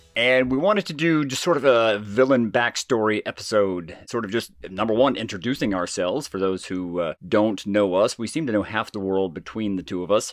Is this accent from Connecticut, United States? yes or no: no; Jasper, Georgia, United States; accent: southern; my family owned and operated the Woodbridge Inn, which is in, uh, downtown Jasper, Georgia